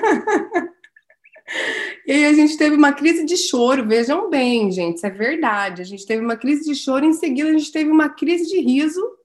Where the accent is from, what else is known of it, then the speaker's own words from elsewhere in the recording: Santa Cecília do Pavão, Paraná, Brazil; eu nasci em Santa Cecília do Pavão, pedacinho ali do norte do Paraná